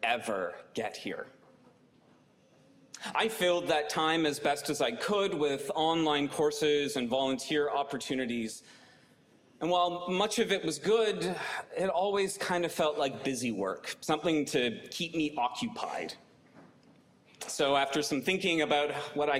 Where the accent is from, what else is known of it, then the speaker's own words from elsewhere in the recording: Canada; moved away as an adult; now in Virginia, United States; I'm Canadian